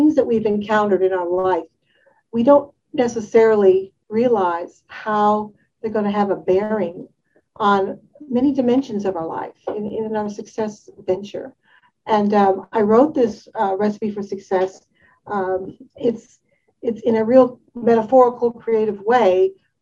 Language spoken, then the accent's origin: English; Detroit, Michigan, United States; I'm from the Detroit area